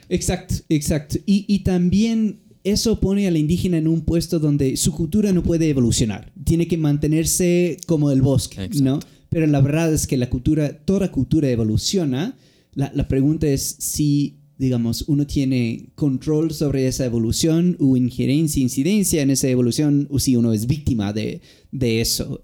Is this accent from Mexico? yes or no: no; United States; moved away; somos estudiantes mimados gringos